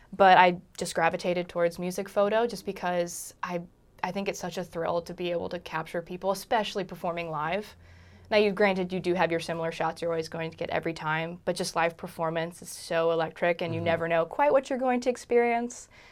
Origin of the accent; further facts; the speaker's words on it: Charlottesville, Virginia, United States; moved away as an adult; now in Richmond, United States; I grew up in Charlottesville, which is only a hop, skip, and a jump.